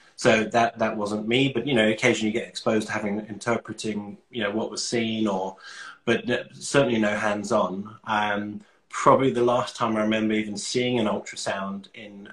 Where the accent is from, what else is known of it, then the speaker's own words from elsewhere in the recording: London, United Kingdom; moved away as an adult; also born or lived in Manchester; now in Australia; I'm from London. Uh, I moved to Australia in 2015